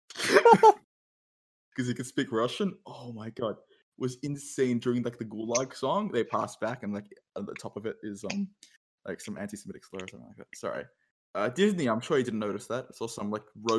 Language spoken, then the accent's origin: English; Australia; I'm too Australian.